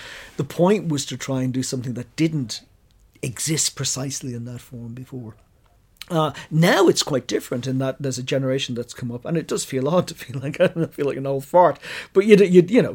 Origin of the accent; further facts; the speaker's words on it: Ireland; Being Irish